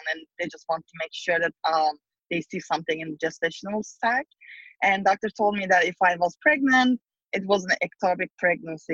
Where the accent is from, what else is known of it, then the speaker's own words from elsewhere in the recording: Turkey; moved away as an adult; now in San Francisco, United States; I'm originally from Turkey, and I came to San Francisco, California about 15 years ago